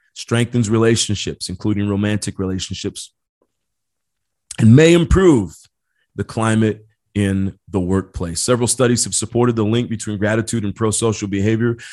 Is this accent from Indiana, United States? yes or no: yes; Indiana, United States; now in San Diego, United States; I grew up back in Indiana